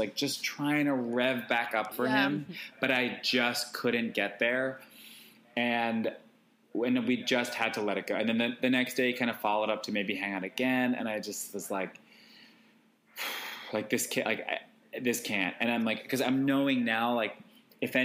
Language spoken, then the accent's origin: English; Long Island, New York, United States; I'm from Long Island.